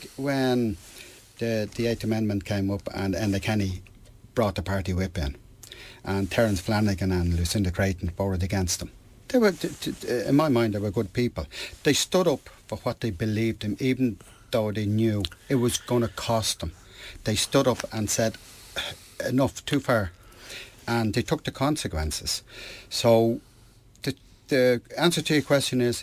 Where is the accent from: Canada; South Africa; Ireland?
Ireland; I'm Irish. I'm Irish first, European second.